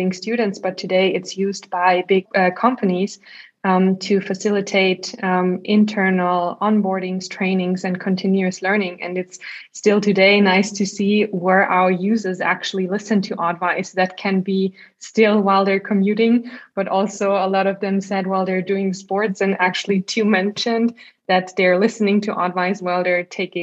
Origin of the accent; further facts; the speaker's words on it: Salzburg, Austria; also born or lived in Innsbruck; I was commuting a lot between Salzburg and Innsbruck, like my hometown and the city I studied